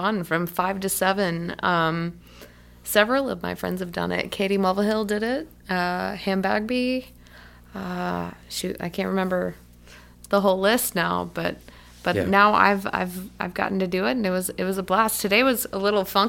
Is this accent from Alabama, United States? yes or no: yes; Vandiver, Alabama, United States; also born or lived in Birmingham, Alabama; I spent some time growing up in Vandiver, Alabama